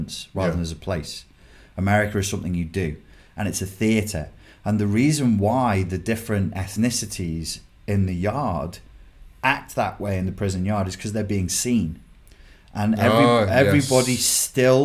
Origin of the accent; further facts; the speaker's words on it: England, United Kingdom; accent: English; English guy with my accent